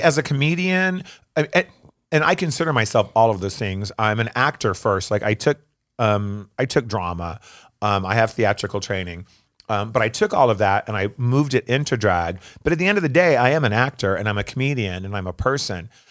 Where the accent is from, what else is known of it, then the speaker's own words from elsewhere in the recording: Phoenix, Arizona, United States; also born or lived in Tempe; I grew up here in Phoenix.